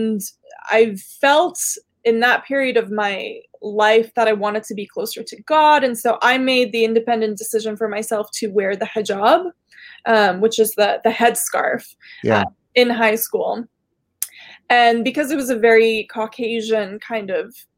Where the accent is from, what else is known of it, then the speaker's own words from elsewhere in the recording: Toronto, Ontario, Canada; first language Arabic; English is a second language; also born or lived in Kuwait / Jordan / Quebec / Ottawa; I grew up pretty much in Toronto